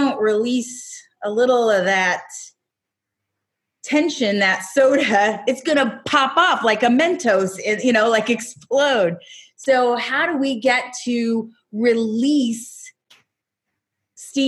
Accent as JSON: {"language": "English", "town": "Raytown", "region": "Missouri", "country": "United States", "said": "I come from Raytown, Missouri."}